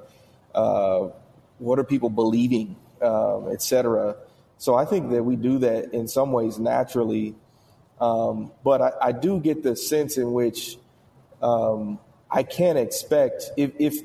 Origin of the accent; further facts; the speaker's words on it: Indiana, United States; I'm from Indiana